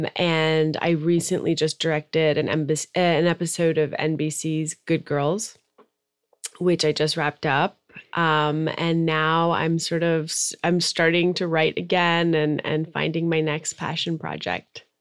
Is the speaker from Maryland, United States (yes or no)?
yes; Maryland, United States; moved away as an adult; also born or lived in Tehran, Iran / New York; now in Los Angeles, United States; i was actually born in iran mm-hmm. i'm iranian american um, and then my family immigrated to the suburbs of Washington, D.C. when I was five. So I grew up in Maryland